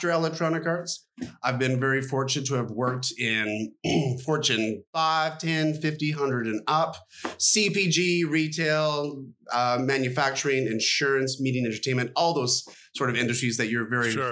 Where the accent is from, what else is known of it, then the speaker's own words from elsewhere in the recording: Canada; as a Canadian kid